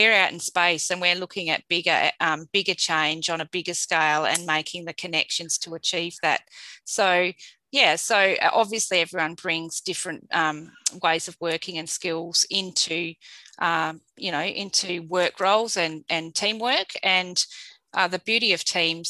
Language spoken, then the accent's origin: English; Perth, Western Australia, Australia; living and having been grown up in Perth and born in Perth